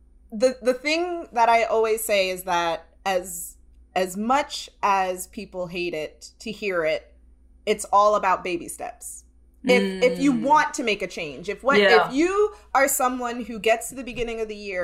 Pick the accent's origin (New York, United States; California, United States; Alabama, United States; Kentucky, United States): New York, United States; New York City; I'm from Brooklyn